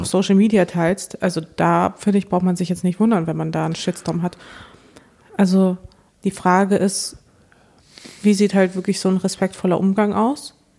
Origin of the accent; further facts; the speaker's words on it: Dortmund, North Rhine-Westphalia, Germany; moved away; wo ich in Dortmund groß geworden bin